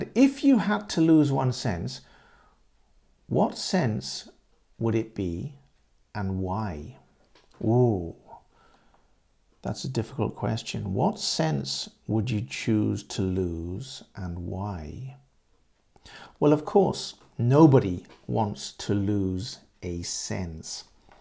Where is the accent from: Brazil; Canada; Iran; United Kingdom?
United Kingdom; England; In England, I'm from Great Britain, yeah, in England